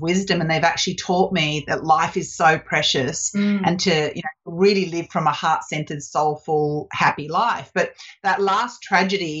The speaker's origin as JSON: {"language": "English", "country": "Australia", "also_born_or_lived": "Canada", "moved": "as an adult", "said": "I'm Australian"}